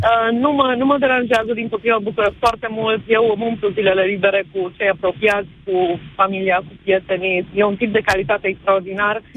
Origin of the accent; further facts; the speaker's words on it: Cluj-Napoca, Cluj County, Romania; sunt din Cluj